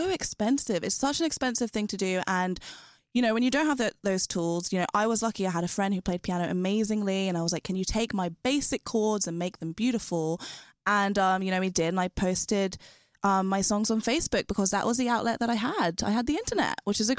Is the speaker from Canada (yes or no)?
no; London, United Kingdom; I grew up in London.